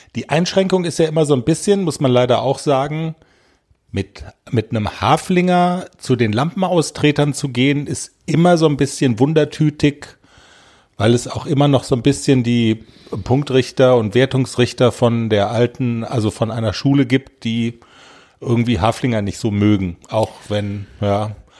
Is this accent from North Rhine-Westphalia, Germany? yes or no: no; Black Forest, Baden-Württemberg, Germany; Wir kommen aus dem Schwarzwald